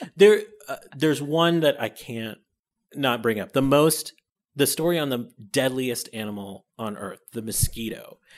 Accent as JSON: {"language": "English", "town": "Buffalo", "region": "New York", "country": "United States", "tie": "born or raised there", "said": "I grew up in Buffalo, New York"}